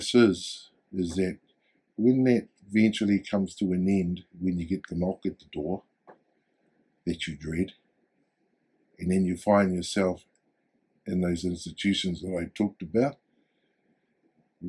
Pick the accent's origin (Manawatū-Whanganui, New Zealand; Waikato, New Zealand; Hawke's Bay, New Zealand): Waikato, New Zealand; Hamilton; also born or lived in Tokoroa, New Zealand; My mum brought us here to Hamilton, Kirikiriro, to find better opportunities.